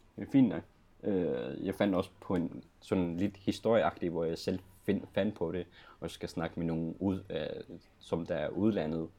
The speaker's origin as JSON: {"language": "Danish", "country": "Greenland", "tie": "born or raised there", "said": "i Grønland, i min hjemby"}